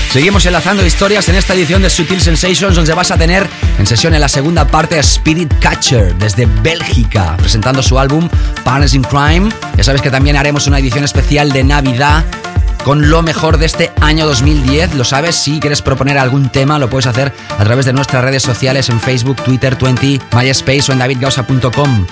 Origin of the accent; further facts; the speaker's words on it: Barcelona, Catalonia, Spain; en la ciudad donde yo nací